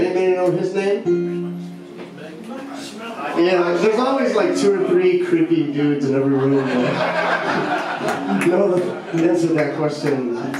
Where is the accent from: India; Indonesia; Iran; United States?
United States; Detroit, Michigan; my hometown, Detroit, Michigan